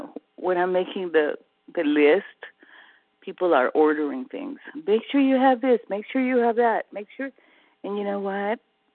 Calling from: California, United States; California. Early riser.

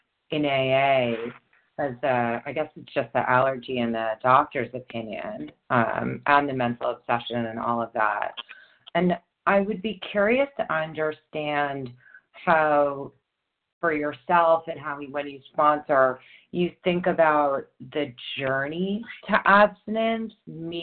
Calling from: New York, United States; New York.

